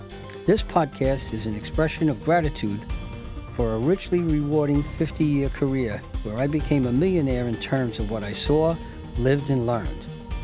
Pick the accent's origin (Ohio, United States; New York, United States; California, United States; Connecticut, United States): New York, United States; New York City; I grew up in Brooklyn and Queens on streets teeming with kids, conflicts, and creativity. My parents were a longshoreman and a housewife.